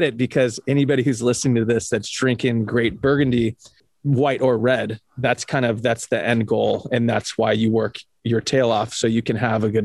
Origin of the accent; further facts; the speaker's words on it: Huntington Beach, California, United States; also born or lived in Sonoma County, California; I grew up in Huntington Beach.